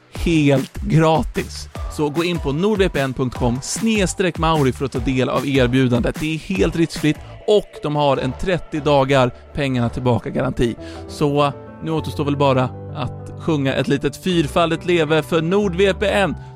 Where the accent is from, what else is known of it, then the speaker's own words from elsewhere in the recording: Sweden; jag kommer från typ, alltså Järna, Nyköping.